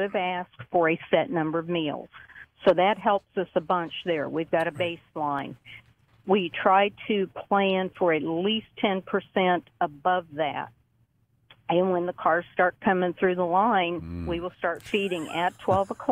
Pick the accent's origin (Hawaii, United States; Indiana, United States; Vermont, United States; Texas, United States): Indiana, United States; Indianapolis; moved away as an adult; also born or lived in Arkansas; Originally, I'm from Indianapolis, Indiana